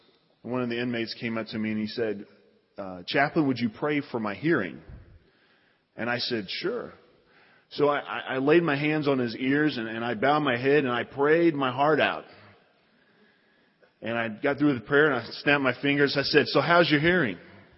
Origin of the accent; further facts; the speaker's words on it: Evansville, Indiana, United States; I come from Evansville. Don't hold it against me. I have been living here, though, long enough, I think, because it's starting to wear off on me.